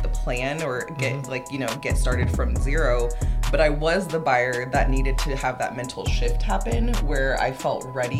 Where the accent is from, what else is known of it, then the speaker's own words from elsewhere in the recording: Southern California, United States; moved away as an adult; now in Salem, United States; I'm originally from Southern California